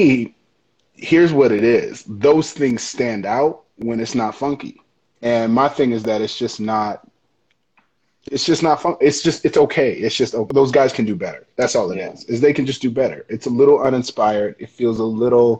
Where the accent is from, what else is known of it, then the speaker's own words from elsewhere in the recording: Michigan, United States; moved away; also born or lived in Chicago; I'm from Michigan, man. I'm from a Great Lakes state